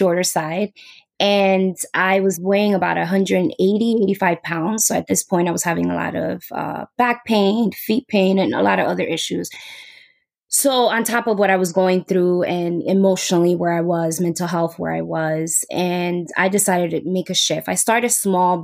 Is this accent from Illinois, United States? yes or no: no; New York City, New York, United States; I'm from New York City.